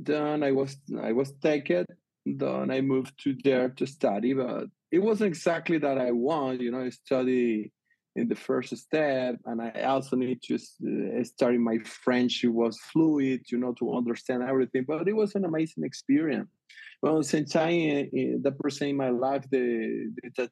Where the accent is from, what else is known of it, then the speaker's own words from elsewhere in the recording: Venezuela; English is a second language; moved away; I grew up in Venezuela.